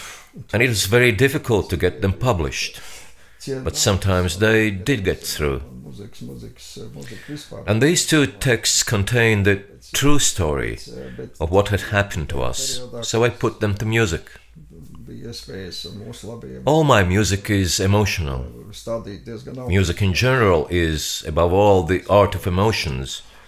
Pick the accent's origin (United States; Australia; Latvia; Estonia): Latvia; English is a second language; He was aware, of course, that I was from Latvia